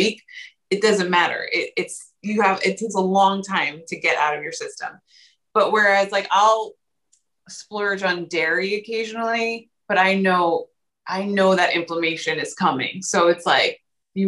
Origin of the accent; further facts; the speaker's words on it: New York, United States; I'm the New Yorker